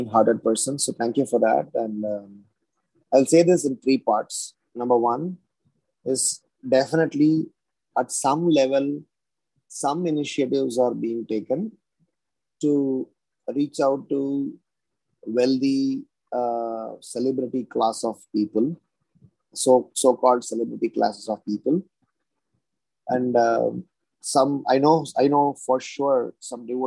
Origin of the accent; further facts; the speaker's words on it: Tiruchirappalli, Tamil Nadu, India; now in Mumbai, India; I hail from Srirangam, South India, Tamil Nadu. That's where I grew up. It's not exactly Srirangam. That's a place called Trichinopoly.